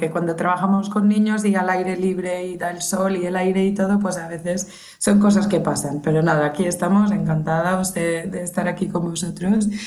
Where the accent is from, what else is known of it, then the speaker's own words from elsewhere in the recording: England, United Kingdom; first language English; Spanish is a second language; now in Valencia, Spain; Y yo soy inglesa nativa, nací en Inglaterra, eh, reside ahí aún mis padres, mi hermano, mi familia íntima, y vine aquí a España, concretamente a Valencia, hace unos 14, casi 15 años ya.